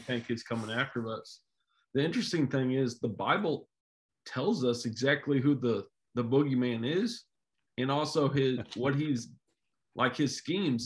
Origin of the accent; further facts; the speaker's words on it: Jefferson City, Missouri, United States; I grew up around Jeff City